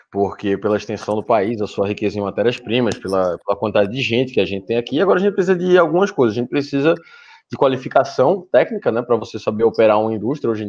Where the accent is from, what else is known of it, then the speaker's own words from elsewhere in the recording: Northeast Region, Brazil; Bom, eu sou do Nordeste, então isso acontece bastante.